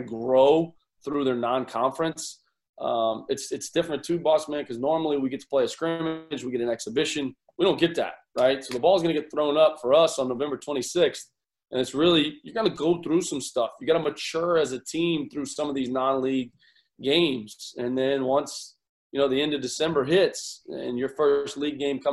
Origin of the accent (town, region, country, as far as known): Florida, United States; born or raised there; moved away